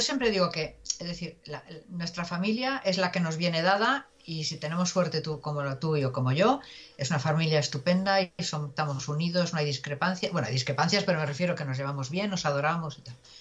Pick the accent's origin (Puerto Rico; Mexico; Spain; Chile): Spain; Galicia; somos gallegos